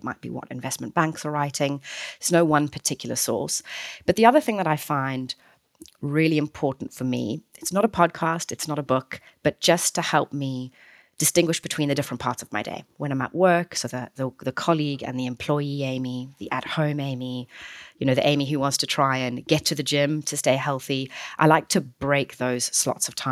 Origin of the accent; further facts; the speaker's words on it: South Africa; Certainly I'm South African